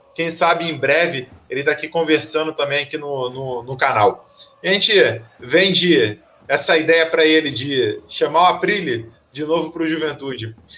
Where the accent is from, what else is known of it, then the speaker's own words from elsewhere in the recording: Rio de Janeiro, Brazil; eu sou do Rio de Janeiro, eu não sou do Rio Grande do Sul